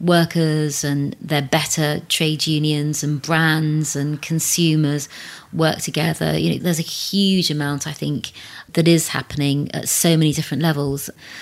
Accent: South East England, United Kingdom; growing up in Berkshire, there were only two families that were of colour. So I kind of grew up.

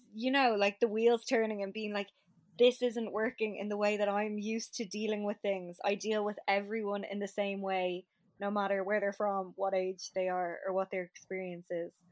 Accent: Shankill, Leinster, Ireland; I'm from Shankill

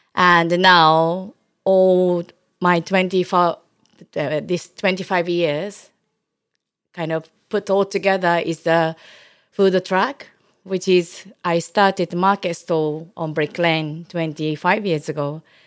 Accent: Osaka, Japan; English is a second language; moved away as an adult; now in London, United Kingdom; I brought up in Osaka

